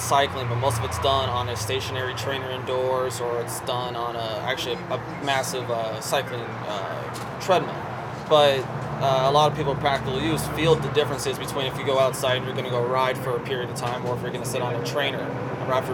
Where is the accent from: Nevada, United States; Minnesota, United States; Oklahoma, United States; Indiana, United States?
Nevada, United States; Las Vegas; I'm born and raised in Las Vegas.